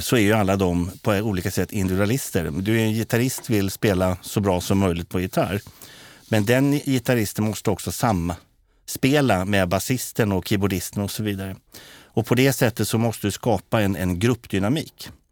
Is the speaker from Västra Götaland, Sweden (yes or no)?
no; Katrineholm, Södermanland, Sweden; när jag växte upp i Katrineholm